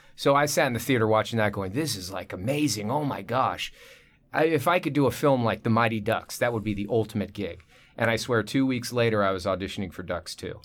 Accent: Manhattan Beach, California, United States; also born or lived in Torrance; I was born and raised in South Bay, which is kinda rare

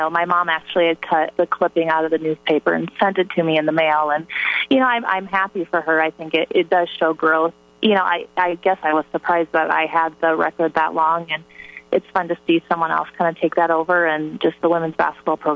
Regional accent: Hartley, Iowa, United States; born or raised there

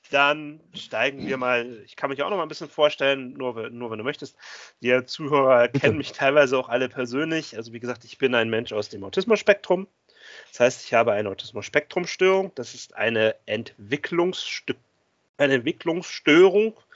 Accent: Bremen, Germany; born there; und ich komme eigentlich sogar gebürtig aus Bremen.

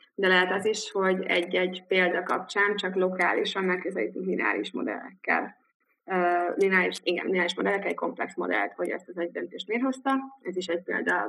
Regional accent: Dunakeszi, Pest, Hungary; moved away as an adult; also born or lived in Cambridge, United Kingdom / Liverpool, United Kingdom; Dunakeszin nőttem fel, ott éltem gimi végéig

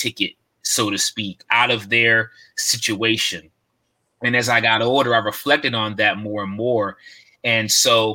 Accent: outside Baltimore, Maryland, United States; I hail from Maryland, right outside of Baltimore City, in a suburb of the city

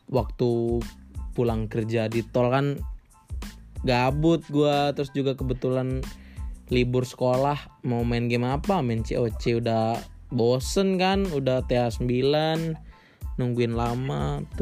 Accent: Palembang, South Sumatra, Indonesia; born there; also born or lived in Bekasi; now in Semarang, Indonesia; jadi kenalin … lahir di Palembang tinggal di Bekasi dan sekarang lagi menetap di Semarang

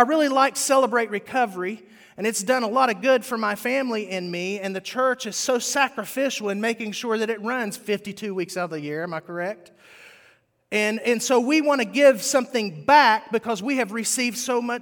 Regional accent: West Virginia, United States; moved away; West Virginia is where I grew up

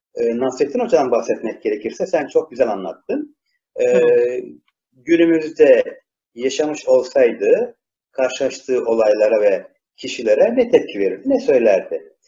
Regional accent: İzmir, Turkey; İzmirliyim ben.

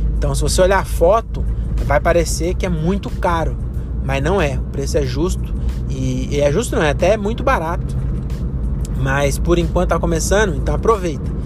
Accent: Francisco Morato, São Paulo, Brazil; moved away as an adult; now in Cajamar, Brazil; eu sou de Francisco Morato

